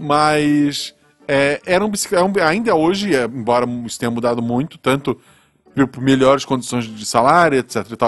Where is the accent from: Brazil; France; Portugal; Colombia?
Brazil; Florianópolis, Santa Catarina; moved away as an adult; now in Gaspar, Brazil; Eu nasci em Florianópolis, uhum. que é uma capital, embora seja uma capital pequena, porque é uma ilha não tem muito espaço para crescer. Uhum. É, de lá, eu vim